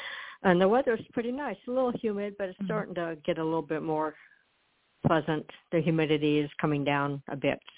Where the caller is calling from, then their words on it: Florida, United States; also born or lived in Colorado; I'm calling in from Florida, but my old phone number, 303, is Colorado.